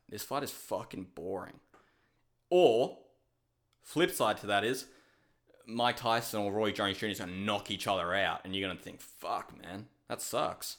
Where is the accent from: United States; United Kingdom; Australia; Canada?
Australia; I'm Australian